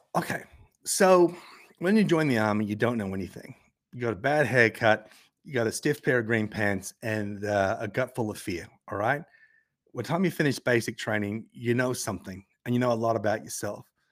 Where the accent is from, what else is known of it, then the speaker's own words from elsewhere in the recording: Tasmania, Australia; accent: Australian, Tasmanian; my Australian accent, my Tasmanian guttural intonations